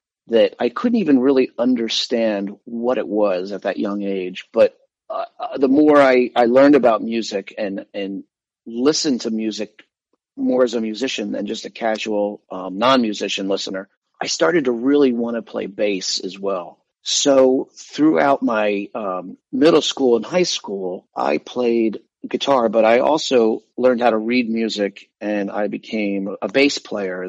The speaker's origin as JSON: {"language": "English", "region": "New Jersey", "country": "United States", "also_born_or_lived": "Florida Keys, Florida", "moved": "yes", "lives_now": "Key West, United States", "said": "I'm from New Jersey, but we were snowbirds when I was a kid. So we spent our winters in the Florida Keys when I was younger"}